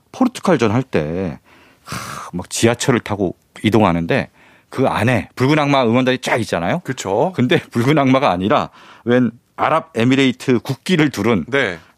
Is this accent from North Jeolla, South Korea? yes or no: no; Bucheon, Gyeonggi Province, South Korea; 제가 또 부천 출신이거든요.